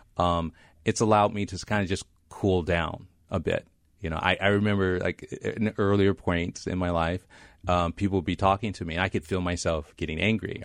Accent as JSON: {"language": "English", "region": "Midwest", "country": "United States", "also_born_or_lived": "Stanford, California", "moved": "as an adult", "said": "I came from the Midwest"}